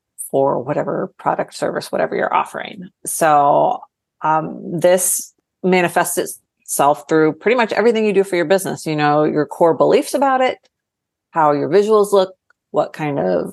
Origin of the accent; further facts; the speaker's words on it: Ohio, United States; moved away as an adult; now in Austin, United States; I moved to Austin from Ohio right after I graduated college.